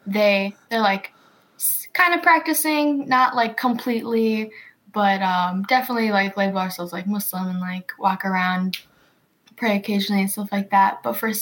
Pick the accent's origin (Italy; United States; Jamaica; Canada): United States; Wisconsin; also born or lived in Macedonia / Ripon, Wisconsin / Lodi, Wisconsin; family did come from there, and they were, like, first generation kind of coming to America. And we landed in Wisconsin, specifically in Ripon, which is about like an hour or so away by Oshkosh.